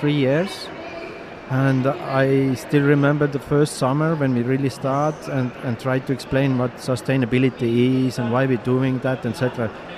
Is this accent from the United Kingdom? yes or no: no; Saare County, Estonia; English is a second language; I grew up, I come from in the biggest island in Estonia called Saaremaa